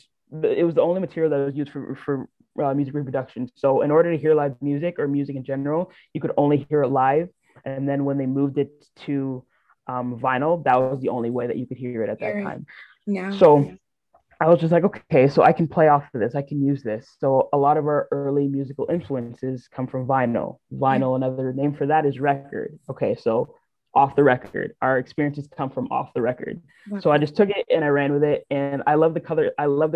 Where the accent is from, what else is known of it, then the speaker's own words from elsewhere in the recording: Brampton, Ontario, Canada; I'm from Brampton